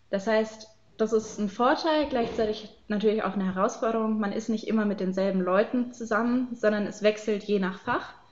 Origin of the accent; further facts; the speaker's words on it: Baden-Württemberg, Germany; ich komme aus Baden-Württemberg, da sollte ich dann Kernfächer wählen wir haben in Baden-Württemberg einige Vorgaben